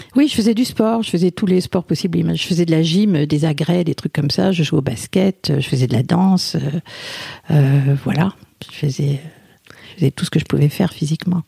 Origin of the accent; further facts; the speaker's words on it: France; je suis née en France